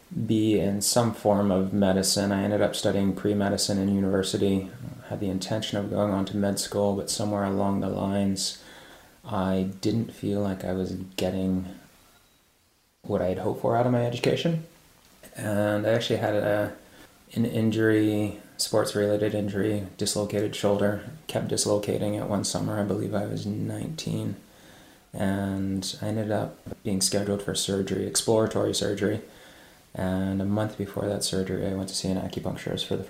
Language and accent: English; Maryland, United States; moved away; I grew up mostly in Maryland